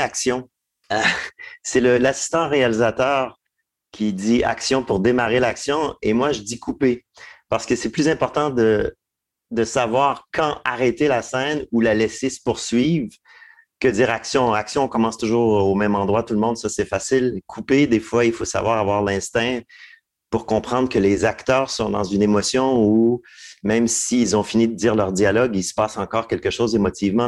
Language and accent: French; Hull, Quebec, Canada; j'ai grandi dans l'Outaouais